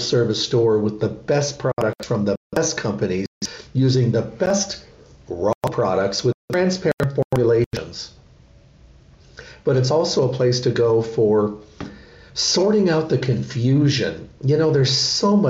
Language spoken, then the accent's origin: English; Midwest, United States; moved away; I grew up in the Midwest